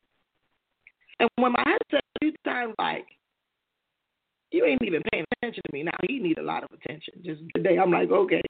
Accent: United States; born and raised in America

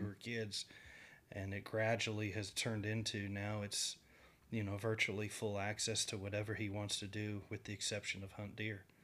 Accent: Oklahoma, United States; I grew up in Oklahoma myself

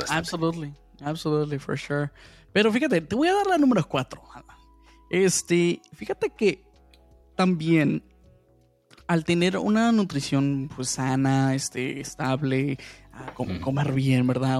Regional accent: Mexico; yo sí soy bien mexicano

